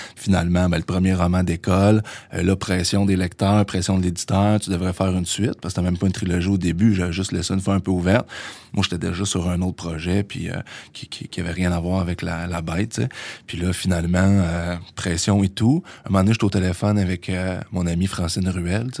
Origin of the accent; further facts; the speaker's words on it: Trois-Rivières, Quebec, Canada; moved away as an adult; also born or lived in Sherbrooke; je viens de Trois-Rivières à la base